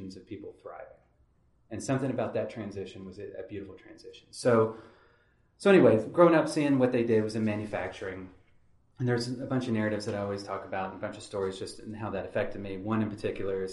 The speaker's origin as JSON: {"language": "English", "town": "Henderson", "region": "Kentucky", "country": "United States", "tie": "born or raised there", "said": "I grew up in Henderson, Kentucky"}